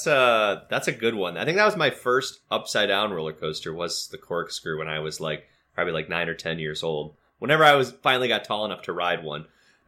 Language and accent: English; Grand Rapids, Michigan, United States; Michigan Adventure, it's in Muskegon, which is about an hour and a half from where we grew up in Grand Rapids.